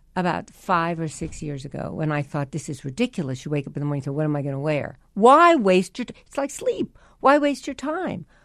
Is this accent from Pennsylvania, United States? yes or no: no; New York, United States; I was from New York. I'd gone to performing arts in Barnard